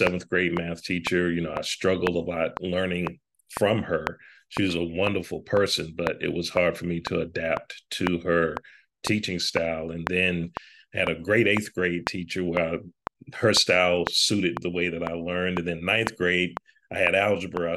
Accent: South Carolina, United States; moved away as an adult; also born or lived in Boston; I grew up in South Carolina

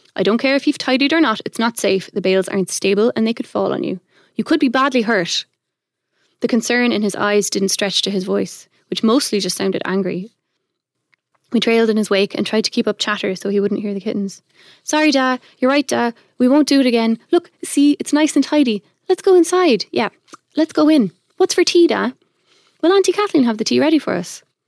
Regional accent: Ireland; also born or lived in Belgium; I'm not originally from Ireland, I'm a Belgian citizen, but we moved here when I was five. So I'm like Irish by formation

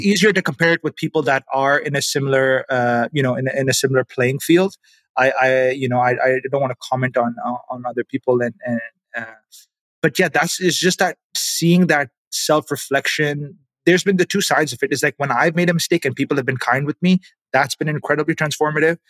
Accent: Pakistan; moved away as an adult; now in Canada; I grew up in Pakistan

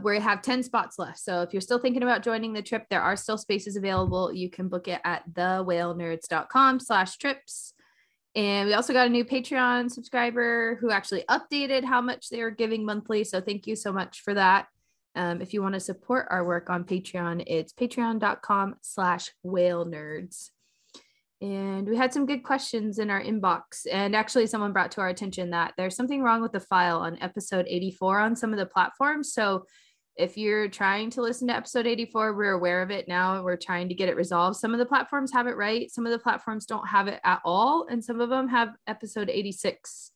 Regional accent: Oregon coast, United States; growing up on the Oregon coast

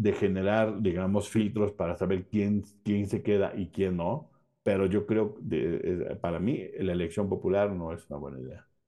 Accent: Mexico

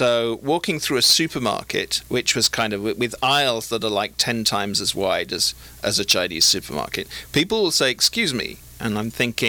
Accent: United Kingdom; moved away as an adult; also born or lived in China; now in Southern California, United States; as a Brit

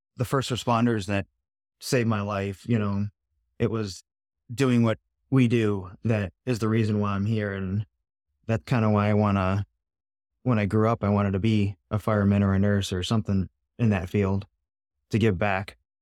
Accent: a suburb of Cleveland, Ohio, United States; I grew up in a suburb of Cleveland, blue-collar town.

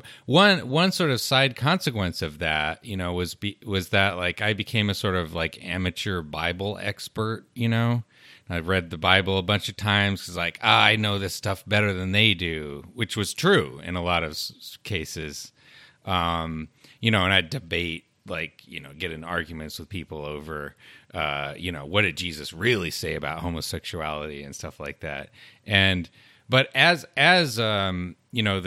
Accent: Colorado, United States; also born or lived in Utah; I grew up in Utah and in rural Colorado

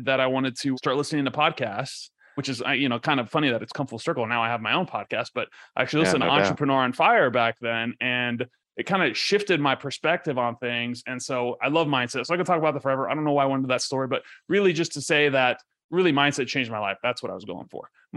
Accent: Ecuador; now in United States; I grew up in Ecuador, right? So and I grew up in a third world country.

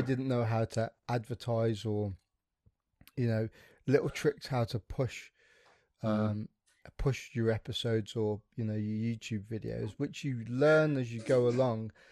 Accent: West Midlands, United Kingdom; accent: plastic brummie; I'm from the Midlands. I'm a plastic brummie

